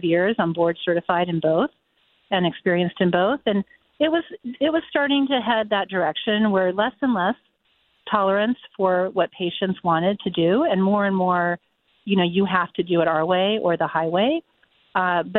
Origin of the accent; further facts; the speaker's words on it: United States; I was born here in America, grew up as a proud American